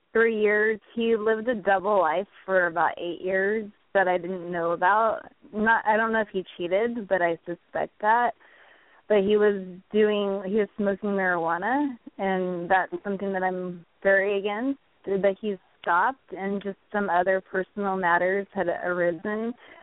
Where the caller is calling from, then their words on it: California, United States; Northern California.